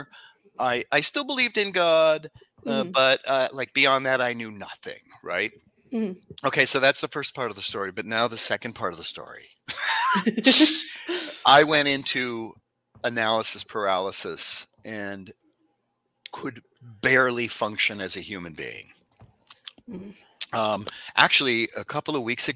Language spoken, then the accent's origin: English; Los Angeles, California, United States; I'm from Los Angeles where it's gross and it's dangerous and there's homeless people everywhere